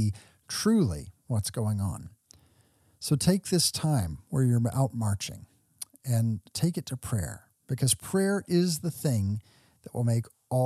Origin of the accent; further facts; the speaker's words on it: Texas, United States; I grew up in Texas